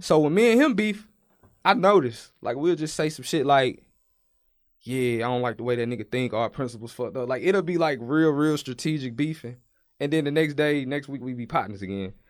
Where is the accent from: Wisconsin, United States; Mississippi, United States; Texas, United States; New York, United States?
Texas, United States; Brookshire; I'm from Houston. Well, I'm from Brookshire, Texas, which is a small town that's outside of Houston